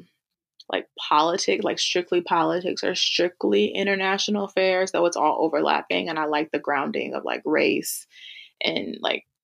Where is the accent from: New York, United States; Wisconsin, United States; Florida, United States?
Wisconsin, United States; Milwaukee; also born or lived in Granada, Spain / Logroño, Spain / Berlin, Germany; I grew up in Milwaukee and that's like 600,000.